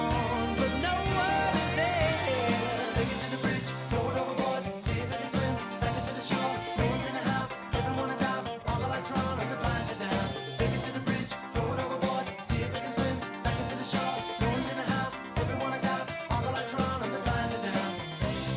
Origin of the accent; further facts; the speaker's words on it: Salt Lake City, Utah, United States; moved away; I am originally from Salt Lake City, Utah